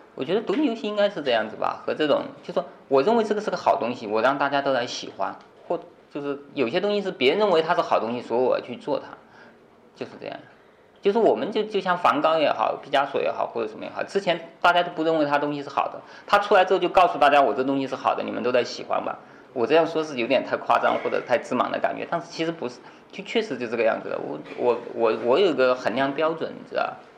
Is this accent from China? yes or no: yes; China; 我们中国人